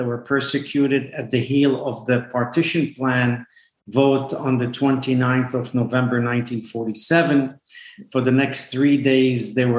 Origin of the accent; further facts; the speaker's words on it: Lebanon; born there; Over 10 years to 12 years later, I was born in Lebanon. Life was fine, tranquil, but, you know, we always kept very quiet, very under the table, so to speak, not very showy that we were Jews.